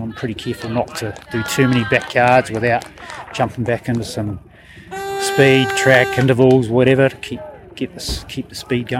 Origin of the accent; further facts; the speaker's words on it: Dunedin, Otago, New Zealand; I'm from Dunedin, so it's not far away.